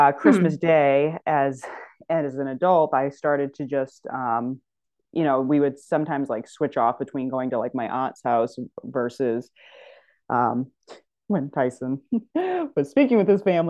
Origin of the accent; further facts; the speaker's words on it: Northeast, United States; also born or lived in New Hampshire / Massachusetts; living in the Northeast